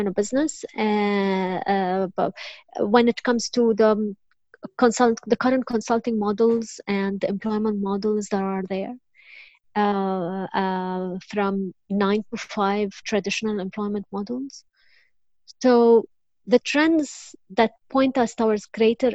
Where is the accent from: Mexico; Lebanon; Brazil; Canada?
Lebanon; I was born and raised in Lebanon.